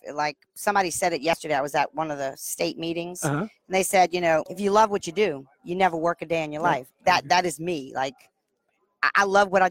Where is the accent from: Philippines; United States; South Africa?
United States; New Orleans, Louisiana; I'm from New Orleans.